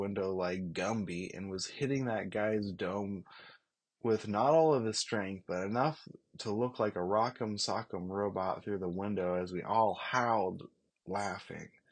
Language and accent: English; Molalla, Oregon, United States; a sports fucking legend from Malala, Oregon.